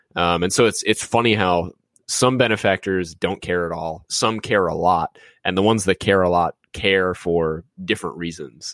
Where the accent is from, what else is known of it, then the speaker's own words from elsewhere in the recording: New Orleans, Louisiana, United States; growing up in New Orleans